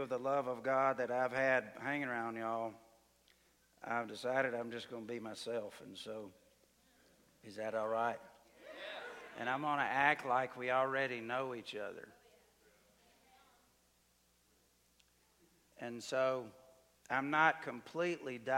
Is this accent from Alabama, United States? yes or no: yes; Alabama, United States; moved away as an adult; also born or lived in Mexico; I grew up in Alabama